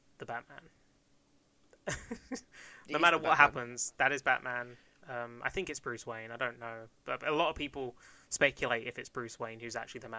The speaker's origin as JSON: {"language": "English", "area": "Kent", "region": "South East England", "country": "United Kingdom", "also_born_or_lived": "West Country", "accent": "London", "said": "People used to tell me I have a London accent, and I'm like, well, I'm from Kent."}